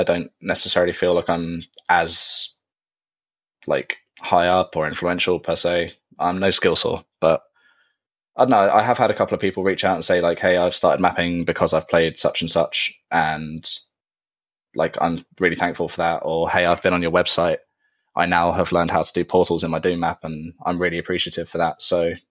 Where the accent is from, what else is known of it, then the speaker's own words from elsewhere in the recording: Surrey, South East England, United Kingdom; I live in Surrey in the UK.